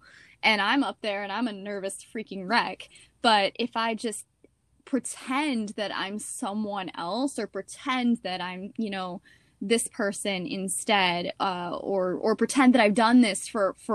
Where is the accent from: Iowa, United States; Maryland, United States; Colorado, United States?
Colorado, United States; Steamboat Springs; where I grew up in Steamboat Springs, Colorado.